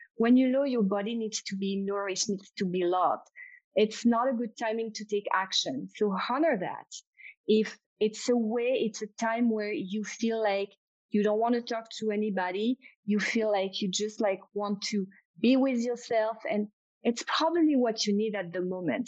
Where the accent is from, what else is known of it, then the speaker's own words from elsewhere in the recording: France; accent: French; English is a second language; my French accent